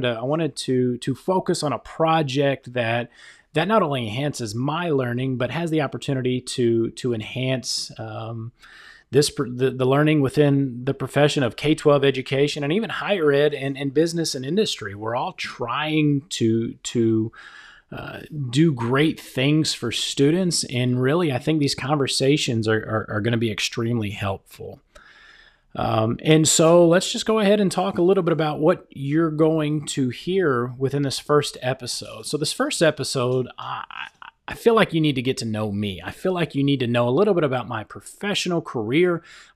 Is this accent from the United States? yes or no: yes; Texas, United States; also born or lived in Hawaii / Washington, D.C.; So I've spent most of my life in the great state of Texas. I was born in Hawaii and lived in Washington, D.C. really for the first part of my adolescence.